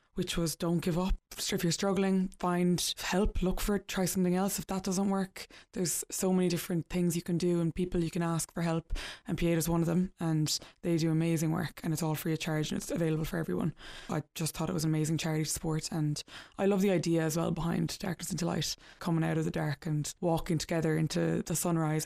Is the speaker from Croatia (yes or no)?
no; Limerick, Munster, Ireland; also born or lived in New York; I'm from Limerick